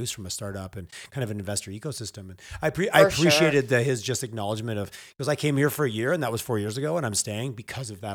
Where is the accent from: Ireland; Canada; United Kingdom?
Canada; Montreal, Quebec; now in Western Canada; I grew up in the East. I grew up in Montreal where blunt wasn't an option